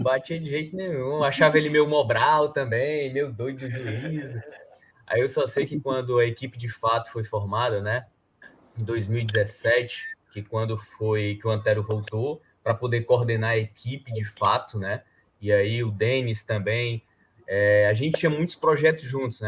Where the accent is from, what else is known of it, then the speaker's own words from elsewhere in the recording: Northeast Brazil, Brazil; accent: matutão; also born or lived in Fortaleza; a gente aqui que é nordestino